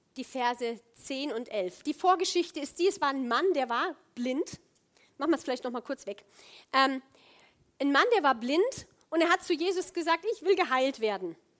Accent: Rhineland, Germany; moved away as an adult; ich komme aus dem Rheinland ursprünglich, bin schon ewig weg

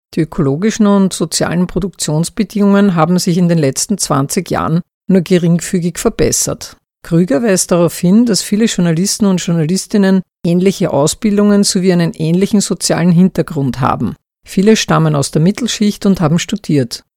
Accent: Austria; Mein Heimatland Österreich

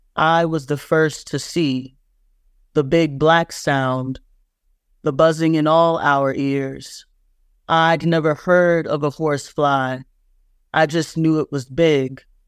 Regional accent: Plantersville, South Carolina, United States; also born or lived in Georgetown, South Carolina; I grew up in Plantersville

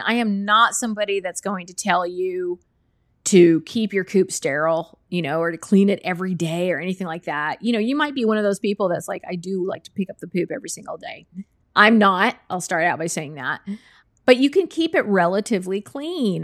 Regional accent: Texas, United States; moved away; I grew up in Texas

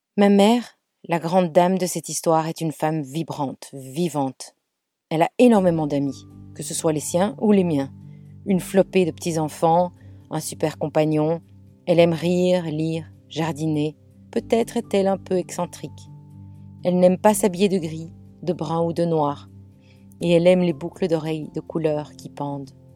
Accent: Belgium; moved away as an adult; now in England, United Kingdom; je suis belge. Je vis en Angleterre depuis 25 ans

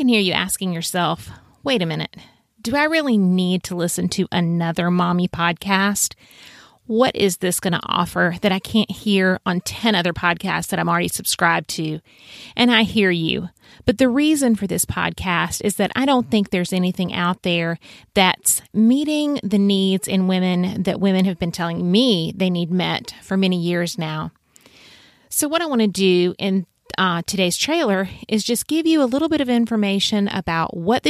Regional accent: South Carolina, United States; I was born and raised in the Lowcountry of South Carolina.

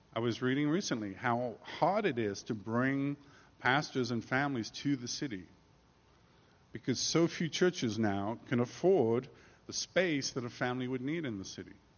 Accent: England, United Kingdom; moved away as an adult; also born or lived in New York; now in United States; as an Englishman

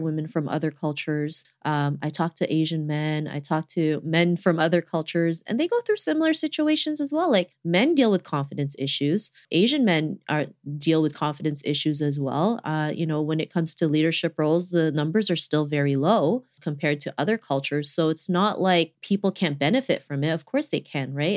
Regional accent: Toronto, Ontario, Canada; growing up in Toronto

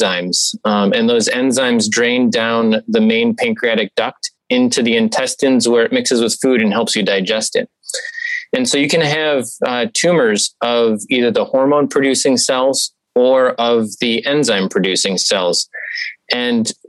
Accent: Okemos, Michigan, United States; moved away as an adult; also born or lived in Evanston, Illinois / Columbus, Ohio; now in Cleveland, United States; I grew up in Okemos, Michigan, a small town outside of East Lansing, Michigan State Territory

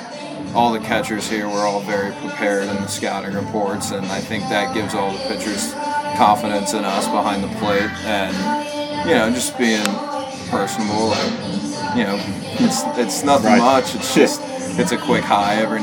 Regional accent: Cincinnati, Ohio, United States; now in Tennessee, United States; I'm from Cincinnati, which is about 3.5 hours away

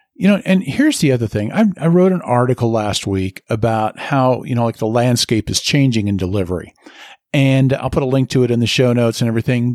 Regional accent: Nebraska, United States; moved away as an adult; now in Colorado, United States; I love where I grew up. I love my home state

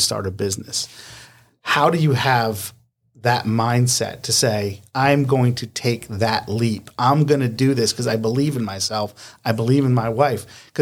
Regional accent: Northeast, United States; moved away; I'm from the Northeast.

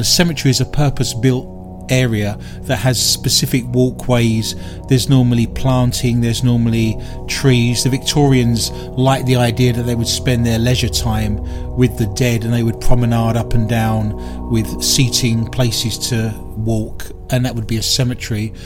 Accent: United Kingdom; accent: British; now in Minneapolis, United States; I'm very much aware that I'm British

